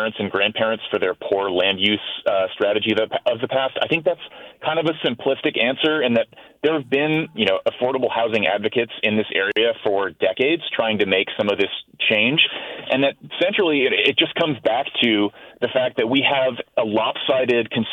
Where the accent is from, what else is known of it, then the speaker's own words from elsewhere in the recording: Bay Area, California, United States; moved away as an adult; I grew up in the Bay Area and left for college, left for jobs for the better part of a decade, and then came back just about a year ago